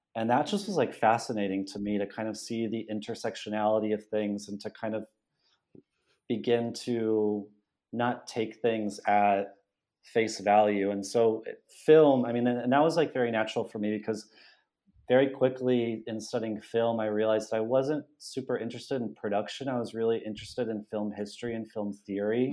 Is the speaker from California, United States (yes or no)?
yes; Los Banos, California, United States; moved away as an adult; now in Buenos Aires, Argentina; I'm from California. I grew up in the Central Valley in the San Joaquin Valley